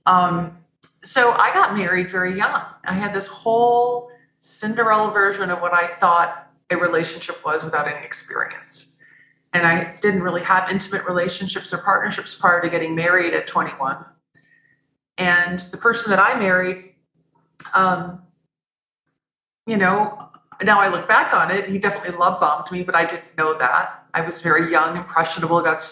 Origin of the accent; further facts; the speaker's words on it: Midwest, United States; I grew up in the Midwest of the United States on Lake Michigan